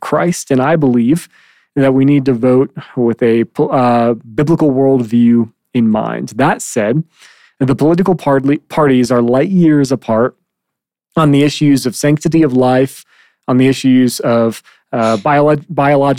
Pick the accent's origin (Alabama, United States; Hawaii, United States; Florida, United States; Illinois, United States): Illinois, United States; Chicago; moved away; I grew up in Chicago